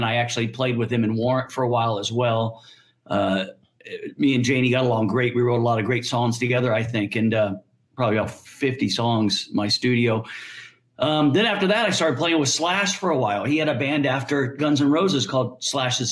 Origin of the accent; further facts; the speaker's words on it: Orange County, California, United States; I'm from Orange County, California.